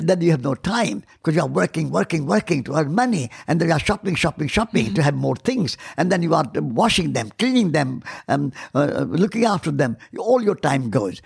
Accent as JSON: {"language": "English", "country": "India", "said": "I'm Indian."}